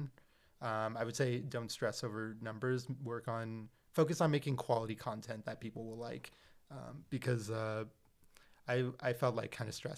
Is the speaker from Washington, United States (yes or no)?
yes; Seattle, Washington, United States; I was born and raised in Seattle